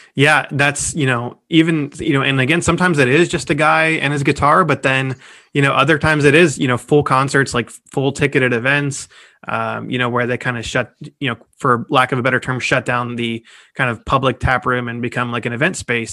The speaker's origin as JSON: {"language": "English", "town": "Cincinnati", "region": "Ohio", "country": "United States", "tie": "born or raised there", "said": "we are staying in my hometown, Cincinnati, Ohio"}